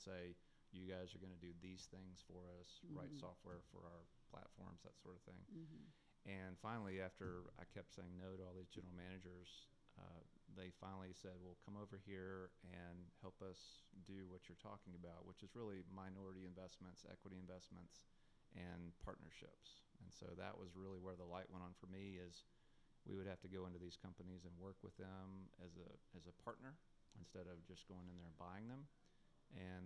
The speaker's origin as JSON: {"language": "English", "town": "North Little Rock", "region": "Arkansas", "country": "United States", "tie": "born or raised there", "moved": "yes", "said": "that's my hometown"}